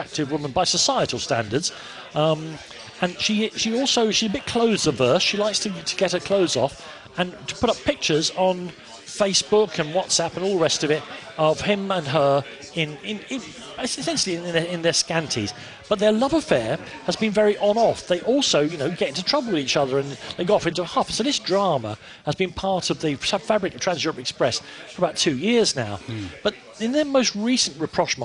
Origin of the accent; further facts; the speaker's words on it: London, United Kingdom; I'm from Islington, all my family support Arsenal